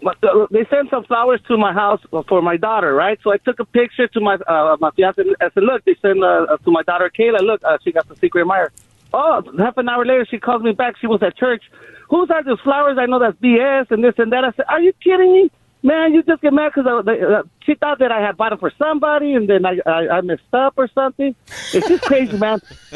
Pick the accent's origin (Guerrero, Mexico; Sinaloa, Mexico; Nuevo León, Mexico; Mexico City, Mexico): Sinaloa, Mexico; Culiacán; I'm from Culiacan, man.